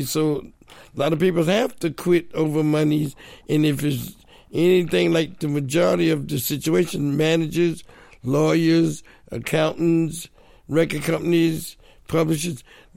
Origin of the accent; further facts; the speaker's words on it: New Jersey, United States; I grew up in New Jersey